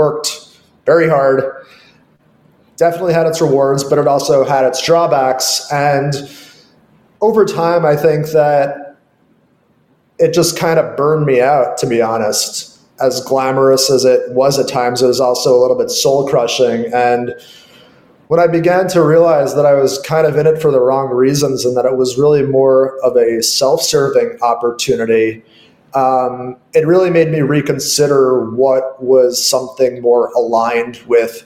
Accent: New York, United States; moved away; also born or lived in Los Angeles; I grew up in New York, and I've also lived in LA and other parts of the world temporarily

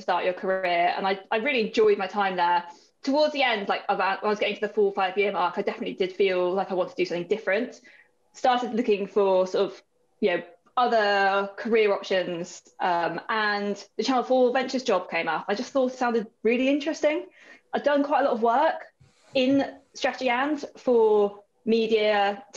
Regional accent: Worcestershire, West Midlands, United Kingdom; moved away as an adult; now in London, United Kingdom; I'm originally from Worcestershire, but like been based in London for the best part of 10 years.

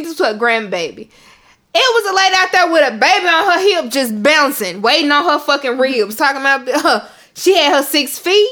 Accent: Memphis, Tennessee, United States; I'm from Memphis

